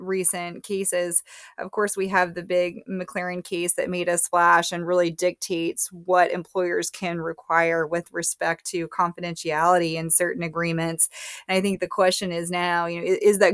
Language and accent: English; Florida, United States; My home state of Florida